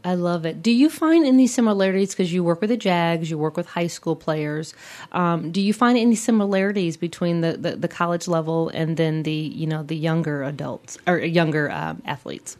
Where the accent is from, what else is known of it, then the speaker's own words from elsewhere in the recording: Midwest, United States; a fellow Midwesterner